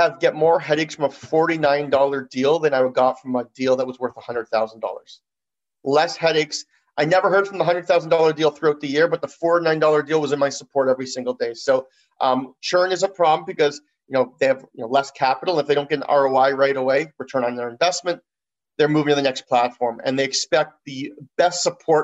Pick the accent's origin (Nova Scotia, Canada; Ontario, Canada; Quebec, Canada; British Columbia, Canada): Ontario, Canada; Toronto; we're both from Toronto